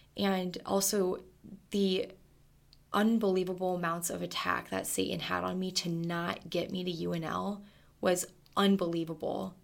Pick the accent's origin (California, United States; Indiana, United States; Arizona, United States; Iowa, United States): Arizona, United States; I'm from Arizona, Stubby West, Tucson, Arizona